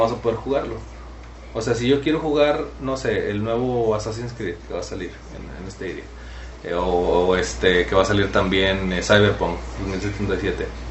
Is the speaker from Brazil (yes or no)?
no; Mexico